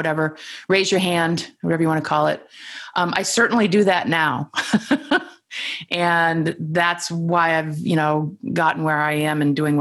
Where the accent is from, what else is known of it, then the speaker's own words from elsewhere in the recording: Vermont, United States; also born or lived in New York City; I'm from Vermont